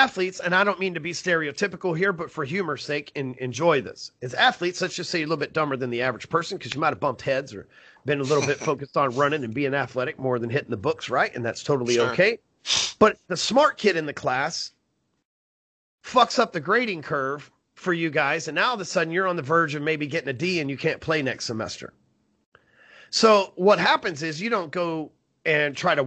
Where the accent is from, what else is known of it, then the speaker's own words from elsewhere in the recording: Texas, United States; I'm from Texas here